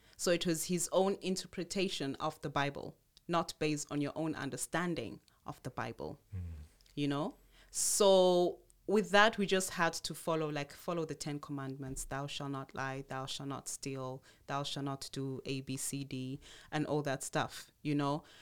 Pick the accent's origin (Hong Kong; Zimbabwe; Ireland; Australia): Zimbabwe; also born or lived in Tanzania; my mom, having had that option, um, left Tanzania at the time and moved to Zimbabwe. And there she went into another Protestant church, a Pentecostal church. Okay, so we grew up more in the Pentecostal church.